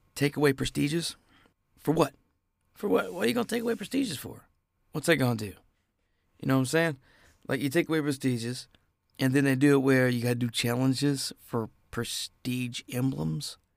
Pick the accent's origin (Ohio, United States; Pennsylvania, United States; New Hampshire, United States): Ohio, United States; I'm from Ohio